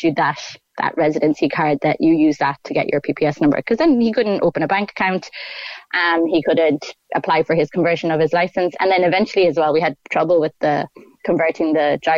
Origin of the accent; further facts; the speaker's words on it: Ireland; moved away as an adult; I'm Irish